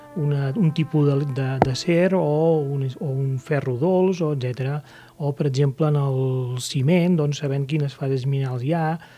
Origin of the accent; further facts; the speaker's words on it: Catalonia, Spain; tenim nosaltres com a catalans